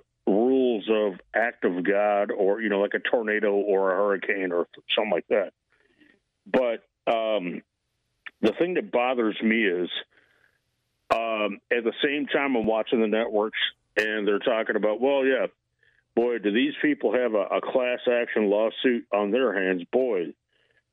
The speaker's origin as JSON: {"language": "English", "region": "Ohio", "country": "United States", "tie": "born or raised there", "moved": "yes", "lives_now": "Bellingham, United States", "said": "I grew up in Ohio"}